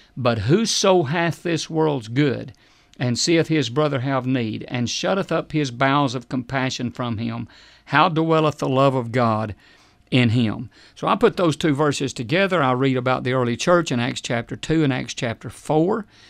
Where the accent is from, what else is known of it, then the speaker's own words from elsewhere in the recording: United States; we are more American than we are Christian